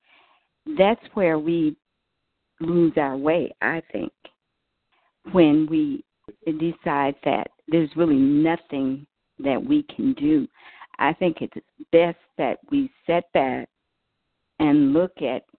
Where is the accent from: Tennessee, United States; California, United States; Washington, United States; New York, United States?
California, United States